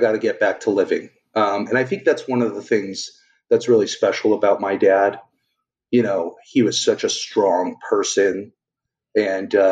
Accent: Torrance, California, United States; also born or lived in Harbor City, Los Angeles; growing up in Torrance and living in Harbor City, which is where my parents' condo was

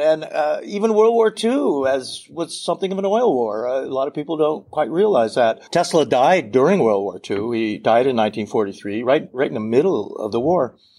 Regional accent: United States; also born or lived in France; I grew up in Colorado, Montana

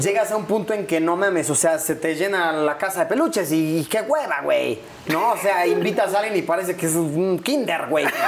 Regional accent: Puebla, Mexico; also born or lived in Mexico City; Yo soy de Puebla

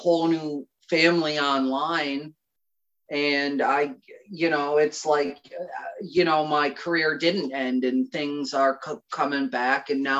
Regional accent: Connecticut, United States; Right now it's cold and depressing, and every day bleeds into one another, and you can go to Starbucks and order a seasonal depression latte, and it doesn't pick up here until spring.

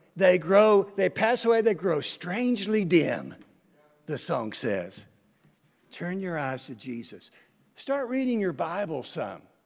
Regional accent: United States; I'm an American

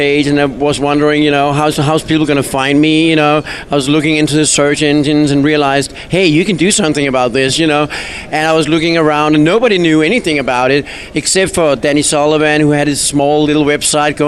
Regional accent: Denmark; moved away; I come from Denmark, a very small little country that nobody comes from.

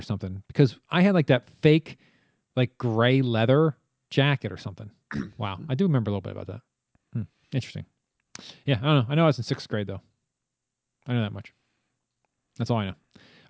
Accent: Pennsylvania, United States; now in Virginia, United States; You know, we grew up in Pennsylvania

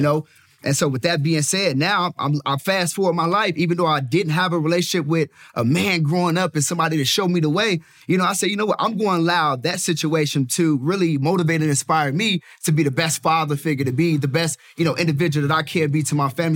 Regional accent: Chicago, Illinois, United States; Born and raised in the south side of Chicago

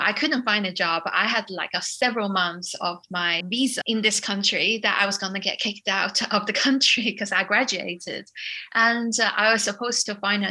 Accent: China; moved away as an adult; also born or lived in United Kingdom; I came from China

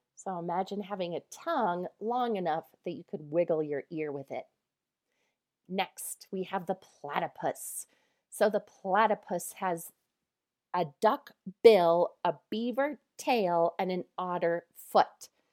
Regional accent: Colorado, United States; I am from Colorado

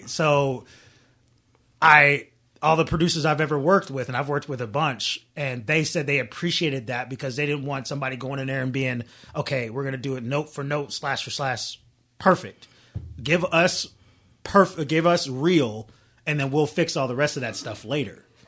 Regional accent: Daytona Beach, Florida, United States; moved away as an adult; I'm from Florida, been there my whole life for the most part.

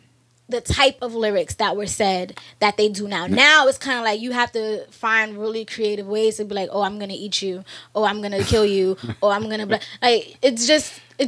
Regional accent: New York, United States; And as a New Yorker, okay, in New York, I get many more people trying to tell me and convince me I have an accent.

